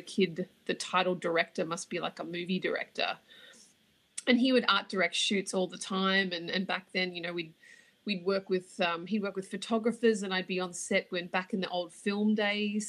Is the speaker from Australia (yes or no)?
yes; Australia; accent: Australian; moved away as an adult; now in New York City, United States; judging by the accent, you can tell I'm from Australia.